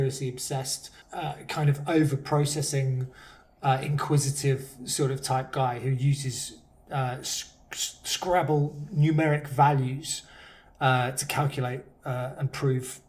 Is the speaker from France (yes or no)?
no; Surrey, South East England, United Kingdom; I was like, Surrey